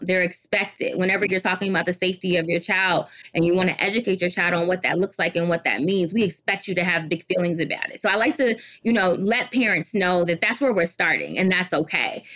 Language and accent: English; Detroit, Michigan, United States; born or raised there; also born or lived in Washington, D.C.